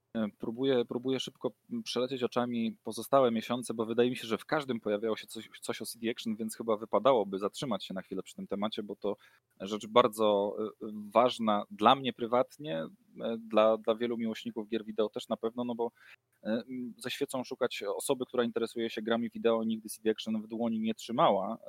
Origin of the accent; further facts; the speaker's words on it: near the Pilchowice bridge, Lower Silesian Voivodeship, Poland; moved away; ja pochodzę z okolic y, mostu, który Tom Cruise chciał wysadzić